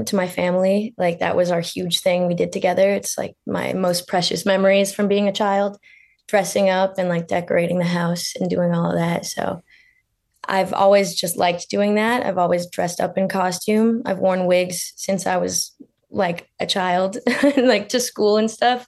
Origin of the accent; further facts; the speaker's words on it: Lake Country, British Columbia, Canada; So actually Lake Country is where I grew up.